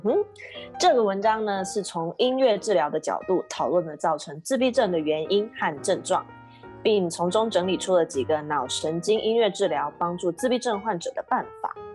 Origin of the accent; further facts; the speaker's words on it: Kaohsiung, Taiwan; now in United States; 我是在美国的台湾高雄人